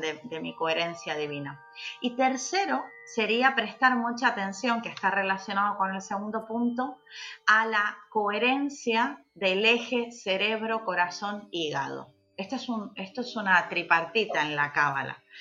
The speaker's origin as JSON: {"language": "Spanish", "country": "Argentina", "moved": "yes", "lives_now": "Canary Islands, Spain", "said": "como buena argentina aquí"}